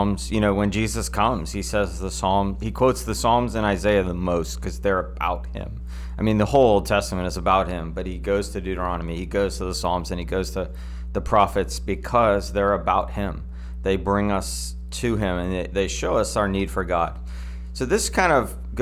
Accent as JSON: {"language": "English", "country": "United States", "said": "I'm an American"}